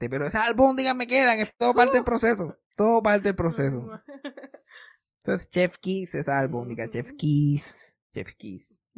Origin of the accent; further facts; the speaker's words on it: Yabucoa, Puerto Rico; accent: Yabucoa; Yo soy puertorriqueño. soy puertorriqueño. ¿Qué te pasa a ti? Eh, yo, yo, yo soy de Yabucoa. este mi acento de Yabucoa.